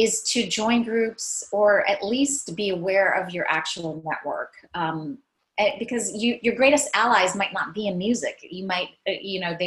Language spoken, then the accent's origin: English; Maine, United States; also born or lived in San Francisco Bay Area; now in Paris, France; I'm from Maine. I grew up in Maine